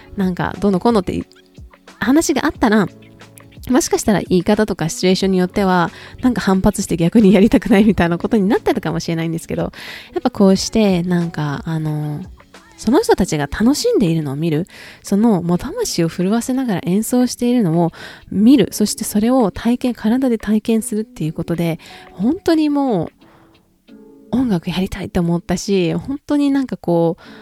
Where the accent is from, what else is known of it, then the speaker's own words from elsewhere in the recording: Japan; 自分が生まれ育った国、そして自分の国みたいなところが自分の、まあ、住んでる国っていうところがあるからこそ